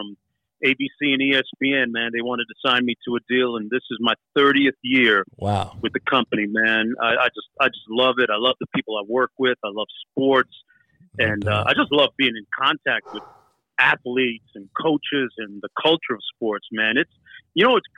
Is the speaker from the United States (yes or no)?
no; Toronto, Ontario, Canada; born in Toronto, man. I grew up in Toronto.